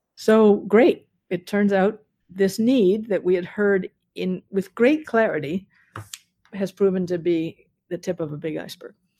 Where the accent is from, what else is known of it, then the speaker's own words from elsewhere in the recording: Newton, Massachusetts, United States; I grew up in Newton